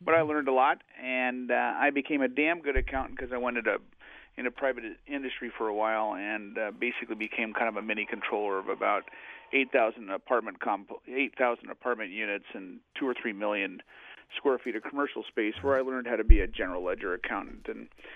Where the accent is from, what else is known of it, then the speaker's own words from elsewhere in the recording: Oregon, United States; I grew up in Oregon.